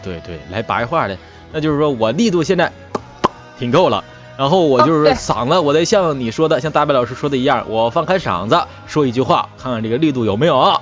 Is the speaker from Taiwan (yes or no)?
no; Northeast China, China; 因为我就是一个嗯。东北人嘛，我们这边不分嗯。知啊、吃啊、是啊，不分这个音